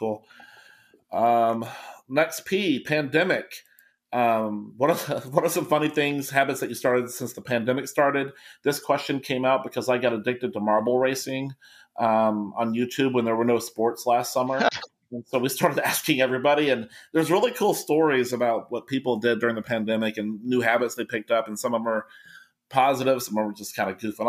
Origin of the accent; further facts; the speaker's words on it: Kentucky, United States; I'm from Kentucky